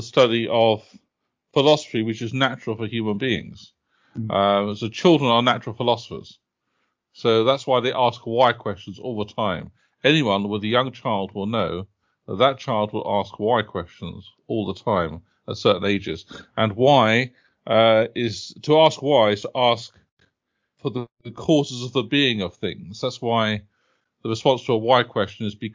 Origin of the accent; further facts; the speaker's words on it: United Kingdom; also born or lived in Oxford; I've lived most of my life near London